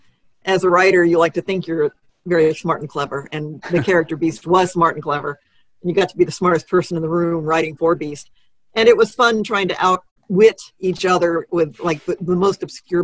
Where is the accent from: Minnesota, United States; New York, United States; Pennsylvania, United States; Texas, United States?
Texas, United States; You're from Tennessee, I'm from Texas.